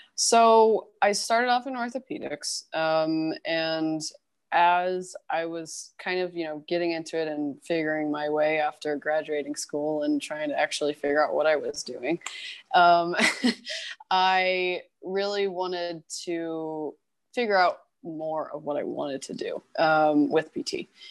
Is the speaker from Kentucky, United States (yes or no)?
yes; Louisville, Kentucky, United States; moved away as an adult; also born or lived in Boston, Massachusetts / California; now in Los Angeles, United States; I am originally from Kentucky. Um, I'm from Louisville. Um, so I grew up and was born and raised there